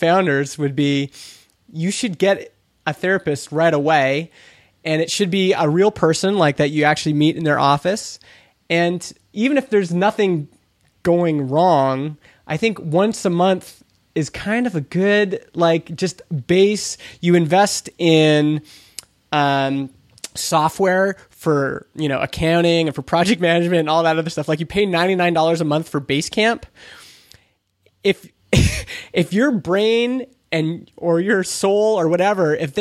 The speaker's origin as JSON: {"language": "English", "region": "Alberta", "country": "Canada", "said": "I'm from Alberta, Canada."}